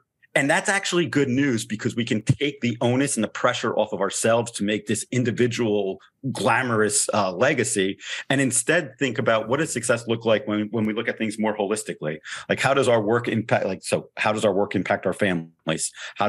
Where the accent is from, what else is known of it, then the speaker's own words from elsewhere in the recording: New Jersey, United States; So I'm originally from New Jersey, was raised being a Knicks fan, still root for the Knicks.